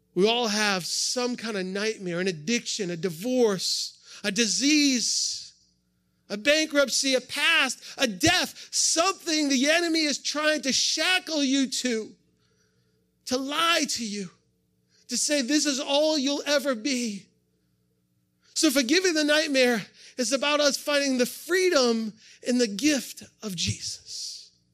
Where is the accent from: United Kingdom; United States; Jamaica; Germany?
United States; New England; also born or lived in upstate New York; now in Ohio, United States; I grew up in New England, so I'm a transplant to upstate New York. I'm a New Englander.